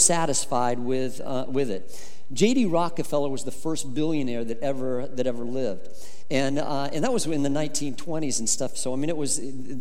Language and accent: English; Colorado, United States; I grew up in Colorado